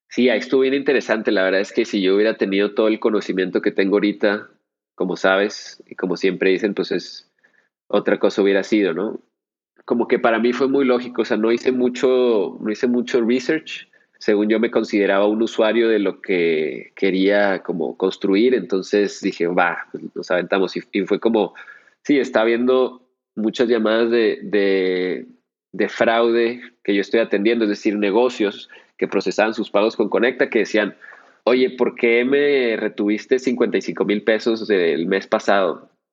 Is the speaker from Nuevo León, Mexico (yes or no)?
no; Chihuahua, Mexico; en Chihuahua, de donde soy yo, oriundo